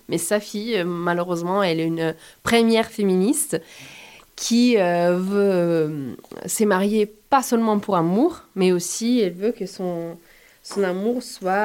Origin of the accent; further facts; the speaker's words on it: Turin, Piedmont, Italy; French is a second language; moved away as an adult; also born or lived in Rome, Italy / France; now in Montpellier, France; je suis une comédienne, écrivaine, euh, metteuse en scène et enseignante italienne. Je suis née à Turin et à 19 ans, je suis partie à Rome